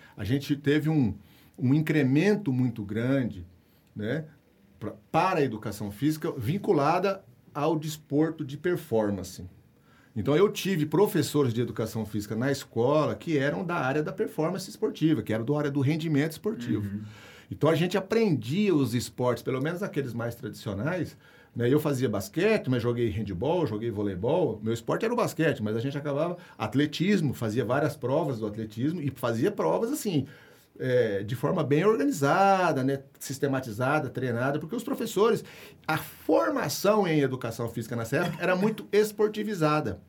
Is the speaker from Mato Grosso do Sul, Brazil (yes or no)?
yes; Mato Grosso do Sul, Brazil; moved away; eu fui atleta é, das categorias de base lá no meu estado do Mato Grosso do Sul